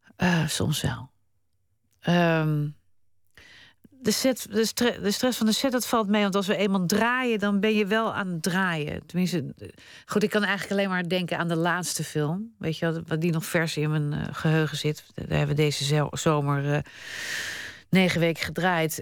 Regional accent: Netherlands; also born or lived in Spain; dit is waar ik geboren ben en dit is waar ik woon.

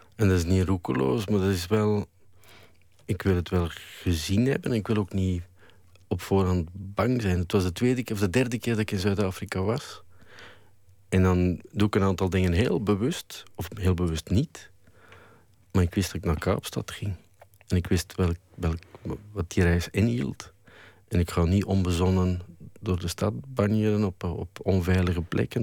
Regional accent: Flanders, Belgium; als Vlaming

